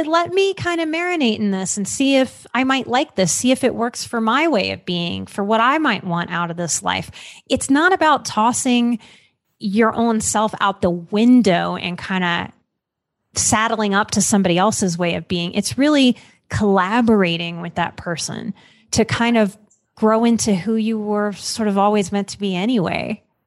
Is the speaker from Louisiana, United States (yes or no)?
yes; Louisiana, United States; So I grew up in Louisiana. So I grew up on soul food